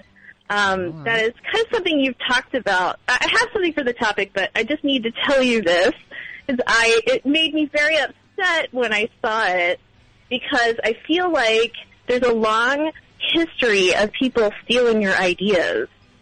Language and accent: English; Philadelphia, Pennsylvania, United States; now in Washington, D.C. metro area, United States; I'm from Philly originally